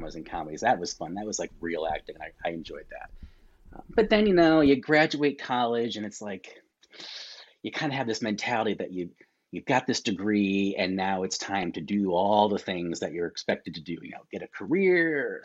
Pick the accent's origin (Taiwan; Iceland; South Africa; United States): United States; Connecticut; moved away as an adult; now in Florida, United States; I'm down here in Florida. Not from Florida. I'm from Connecticut. Been down here about 10 years